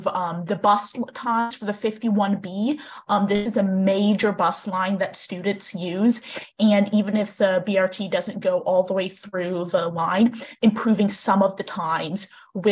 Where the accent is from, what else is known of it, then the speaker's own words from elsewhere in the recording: San Leandro, California, United States; I'm also from San Leandro